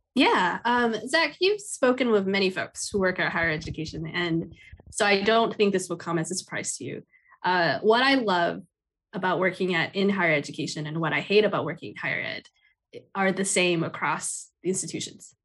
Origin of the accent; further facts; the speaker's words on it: Taipei, Taiwan; now in United States; I grew up in Taipei, Taiwan